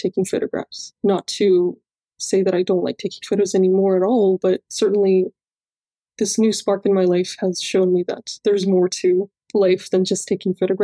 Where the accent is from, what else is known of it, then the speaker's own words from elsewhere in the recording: Cyprus; I grew up in Cyprus.